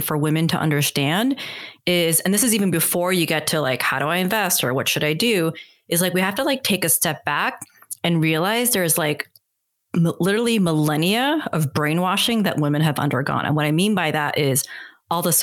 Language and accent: English; United States; I'm Korean American.